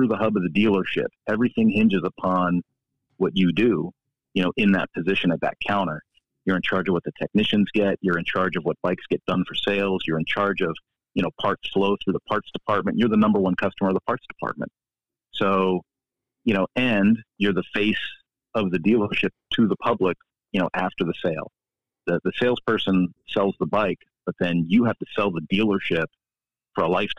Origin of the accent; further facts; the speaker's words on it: Philadelphia, Pennsylvania, United States; now in New Mexico, United States; I grew up in Philadelphia, and one of my first jobs as a young man was working at Montgomeryville Cycle Center